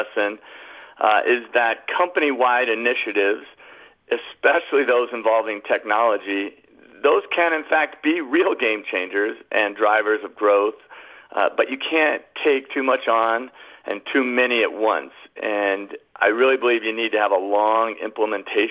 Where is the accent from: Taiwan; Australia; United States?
United States; Colorado; moved away as an adult; I moved back to my home state of Colorado